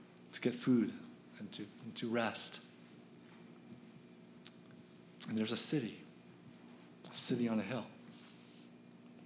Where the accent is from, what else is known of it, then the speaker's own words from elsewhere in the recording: Philadelphia, Pennsylvania, United States; I'm from Philadelphia